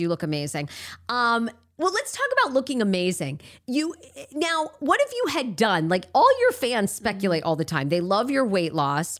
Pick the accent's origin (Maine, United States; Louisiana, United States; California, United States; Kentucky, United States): Maine, United States; moved away; I know what it's like to grow up in a rural area